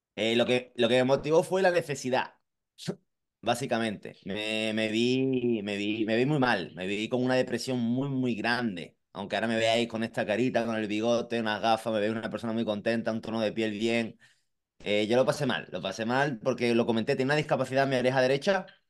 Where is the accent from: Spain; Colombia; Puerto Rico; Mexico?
Spain; Marbella, Andalusia; moved away; also born or lived in Madrid; nací aquí en Málaga, eh, España, el sur, de, sur, sur de España, concretamente en Marbella